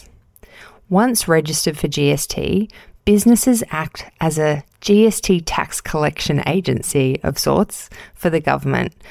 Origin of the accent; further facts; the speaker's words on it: Casuarina, New South Wales, Australia; I'm recording this episode in my hometown of Casuarina, New South Wales